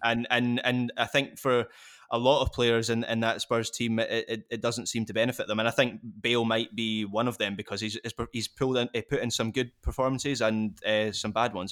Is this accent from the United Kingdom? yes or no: yes; Scotland, United Kingdom; as a Scot